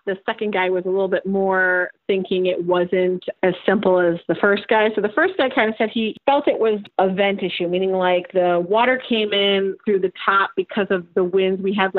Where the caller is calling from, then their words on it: Rochester, New York, United States; Rochester, New York.